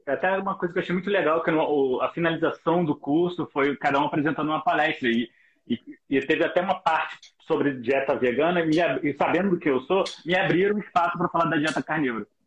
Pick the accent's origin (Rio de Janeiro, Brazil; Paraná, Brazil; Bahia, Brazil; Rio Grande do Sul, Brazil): Rio de Janeiro, Brazil; eu sou do Rio de Janeiro